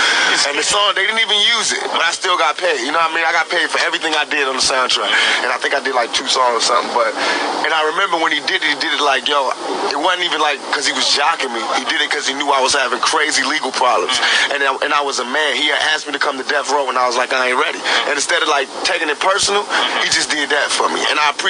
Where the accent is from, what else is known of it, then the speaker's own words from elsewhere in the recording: East Coast, United States; And I took it personal because I'm from the East Coast and I know about that culture